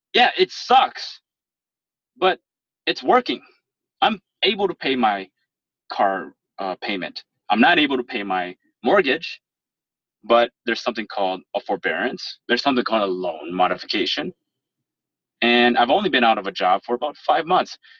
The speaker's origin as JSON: {"language": "English", "region": "Minnesota", "country": "United States", "tie": "born or raised there", "accent": "proper professional accent"}